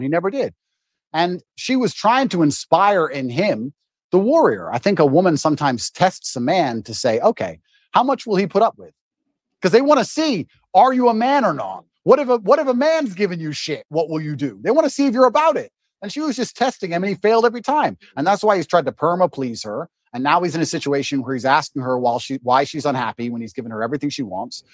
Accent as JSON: {"language": "English", "town": "Luton", "region": "East of England", "country": "United Kingdom", "tie": "born or raised there", "moved": "as an adult", "lives_now": "Romania", "said": "we got moved to England and I grew up in Luton, which is the worst town in England, in an area called Marsh Farm"}